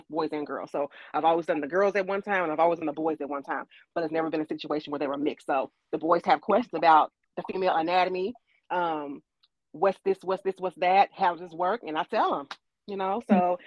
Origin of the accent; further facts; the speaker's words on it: Louisville, Kentucky, United States; moved away as an adult; also born or lived in DMV area (DC, Maryland, Virginia); now in Washington metro area, United States; I'm originally from Louisville, Kentucky, and I've recently moved up to the DMV area